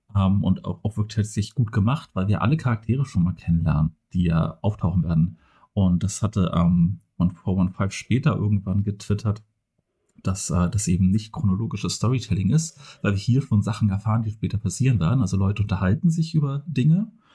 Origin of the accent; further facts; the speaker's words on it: Flensburg, Schleswig-Holstein, Germany; now in Kiel, Germany; zumindest bin ich in, in Flensburg geboren und ja. aufgewachsen und wohne jetzt halt in Kiel